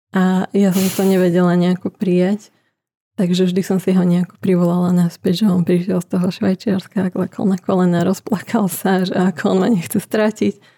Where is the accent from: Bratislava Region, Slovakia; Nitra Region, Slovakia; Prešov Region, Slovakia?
Nitra Region, Slovakia; Nitra; ja som spod Kalvárie z Nitry